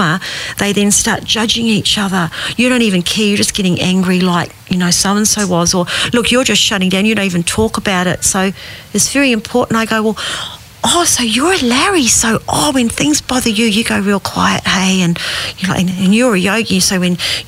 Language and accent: English; South Island, New Zealand; growing up in New Zealand, in the South Island, English family. I was the only one born in New Zealand